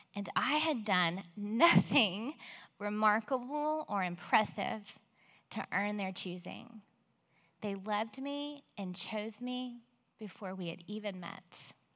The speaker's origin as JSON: {"language": "English", "town": "Belton", "country": "United States", "tie": "born or raised there", "said": "I grew up in Belton and married my high school sweetheart almost 30 years ago"}